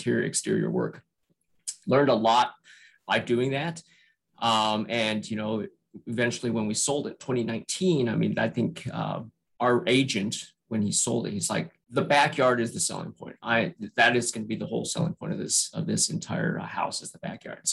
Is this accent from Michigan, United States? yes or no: no; Salt Lake City, Utah, United States; also born or lived in San Francisco, California / Northern Virginia; now in Virginia, United States; So I was born and raised in Salt Lake City, Utah.